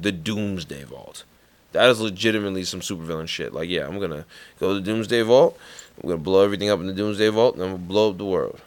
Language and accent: English; New York, United States; accent: New York; my New York accent